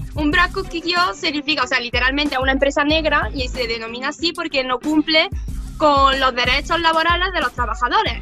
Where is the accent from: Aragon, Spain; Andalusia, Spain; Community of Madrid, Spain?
Andalusia, Spain; Córdoba; moved away as an adult; now in Tokyo, Japan; soy de Córdoba, de Andalucía, del sur de España. Por eso si me notáis el acento un poco raro es que no lo puedo evitar.